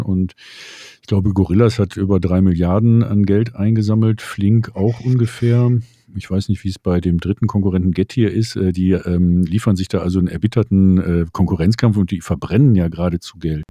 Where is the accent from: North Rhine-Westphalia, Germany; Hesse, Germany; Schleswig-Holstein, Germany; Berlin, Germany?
Berlin, Germany; als, Berliner